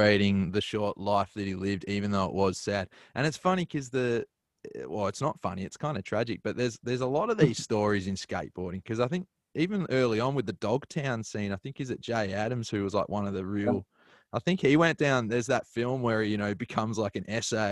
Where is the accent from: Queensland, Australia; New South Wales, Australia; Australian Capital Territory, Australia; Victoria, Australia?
Victoria, Australia; Melbourne; Melbourne where I'm from.